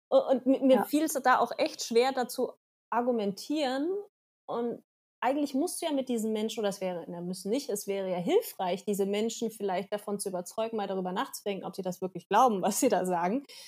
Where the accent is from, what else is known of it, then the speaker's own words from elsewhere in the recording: Germany; wir kommen aus Deutschland